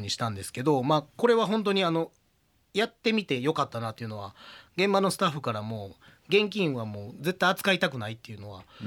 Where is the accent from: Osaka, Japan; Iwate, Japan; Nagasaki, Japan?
Osaka, Japan; 私大阪人であの小さい時から阪神ファンなので